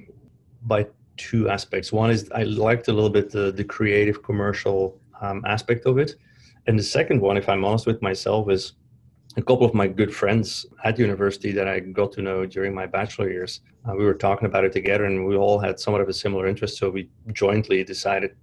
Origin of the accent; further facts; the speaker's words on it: Flanders, Belgium; moved away as an adult; Born and raised in Belgium, so the Flemish-speaking part of Belgium near Antwerp